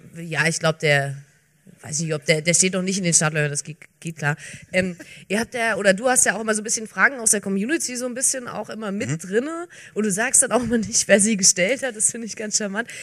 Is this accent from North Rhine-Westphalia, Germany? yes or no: no; Bavarian Swabia, Germany; ich komme äh, ja gar nicht aus Franken, ich komme aus, aus Bayerisch-Schwaben